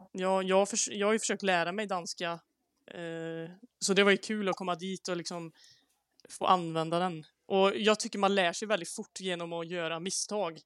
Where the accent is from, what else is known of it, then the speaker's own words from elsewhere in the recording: Säffle, Värmland, Sweden; så jag kommer också från Säffle i Värmland.